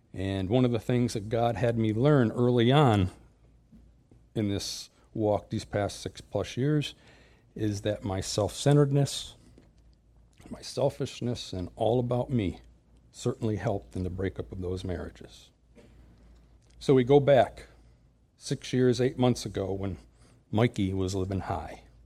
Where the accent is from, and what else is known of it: Springfield, Massachusetts, United States; born or raised there; moved away